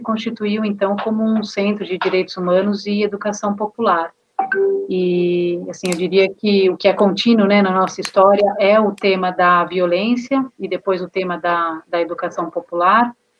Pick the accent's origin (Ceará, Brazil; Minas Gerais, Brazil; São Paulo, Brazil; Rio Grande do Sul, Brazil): São Paulo, Brazil; Taboão da Serra; eu sou aqui do Taboão da Serra, município colado, à é periferia sul de São Paulo, né? Nasci, cresci aqui